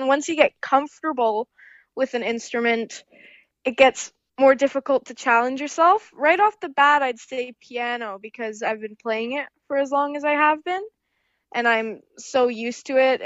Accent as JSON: {"language": "English", "town": "Barrie", "region": "Ontario", "country": "Canada", "tie": "born or raised there", "said": "hometown here, Barrie, Ontario, Canada"}